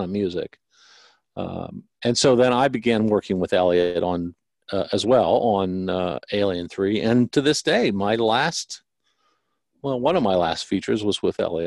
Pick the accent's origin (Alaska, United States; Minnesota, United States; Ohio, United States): Ohio, United States; moved away as an adult; also born or lived in Los Angeles; I'm from Ohio originally. Moved